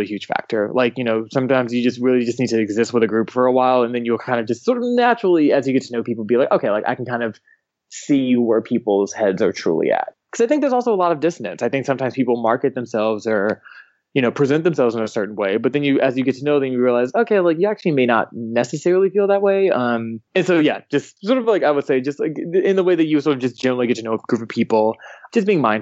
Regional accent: Atlanta, Georgia, United States; growing up in Atlanta

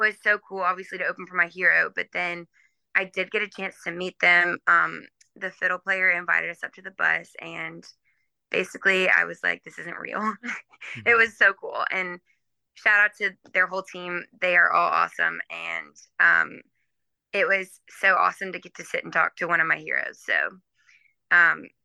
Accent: Nashville, Tennessee, United States; I grew up in Nashville, which is not really, like most people move to Nashville to do music, but I grew up there.

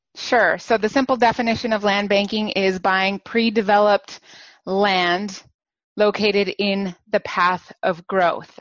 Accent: New Mexico, United States; now in San Francisco Bay Area, United States; I was born and raised in New Mexico.

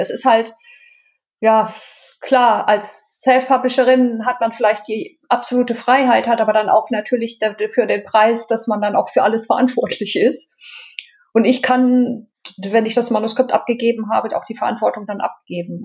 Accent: Düsseldorf, North Rhine-Westphalia, Germany; ich bin in der großen Stadt geboren

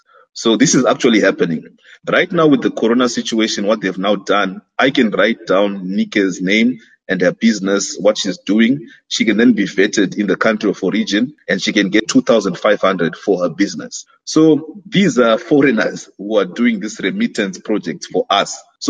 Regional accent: Zimbabwe; now in Germany; I'm from Zimbabwe.

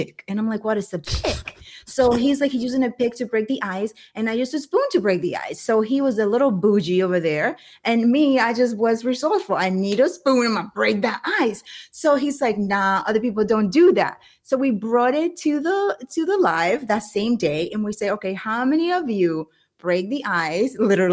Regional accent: Dominican Republic; I'm from the Dominican Republic.

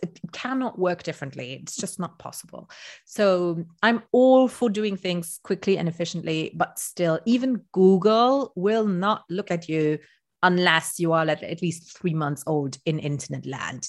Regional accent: Luxembourg; first language Luxembourgish; English is a second language; I'm from Luxembourg, which is a tiny country in Europe. And in my language, which is Luxembourgish

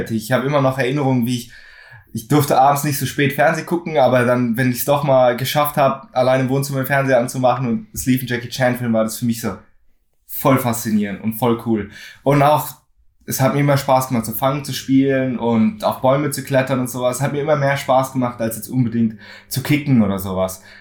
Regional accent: Frankfurt, Hesse, Germany; Also ich bin äh, aus Frankfurt in Deutschland, bin auch hier aufgewachsen, bin zweisprachig aufgewachsen, meinem Dad Englisch, meiner Mom äh, Deutsch

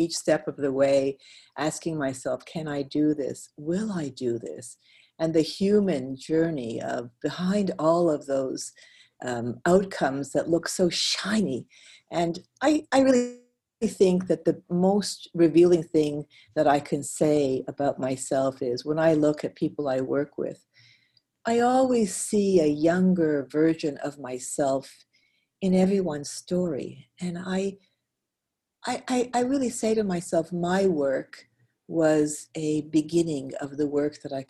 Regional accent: Montreal, Quebec, Canada; moved away; I'm originally from Montreal

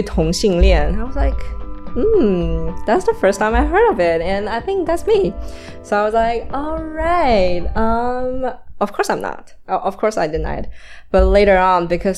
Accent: Shanghai, China; moved away as an adult; also born or lived in Los Angeles, United States; I was born and raised in Shanghai

